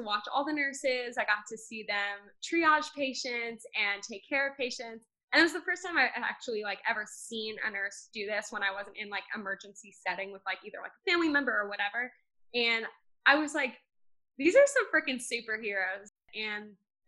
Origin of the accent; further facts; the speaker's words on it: Plainview, New York, United States; I'm from Plainview, New York